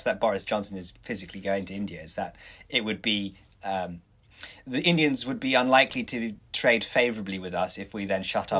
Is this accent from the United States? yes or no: no; Bermuda; now in London, United Kingdom; my home country, Bermuda